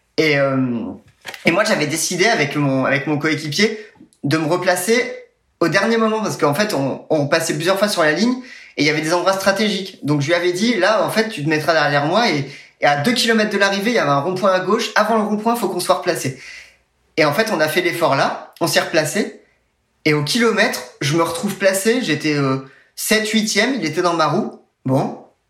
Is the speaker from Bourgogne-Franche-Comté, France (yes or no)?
yes; Nevers, Bourgogne-Franche-Comté, France; je suis né à Nevers dans le dans la Nièvre